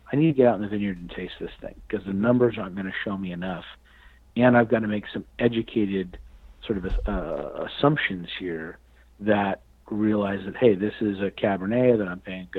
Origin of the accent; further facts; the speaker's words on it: Fresno, California, United States; I was born in Fresno, California